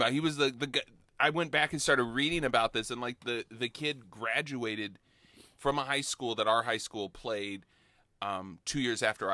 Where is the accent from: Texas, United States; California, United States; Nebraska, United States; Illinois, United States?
Illinois, United States; Bloomington; it's in my hometown, sort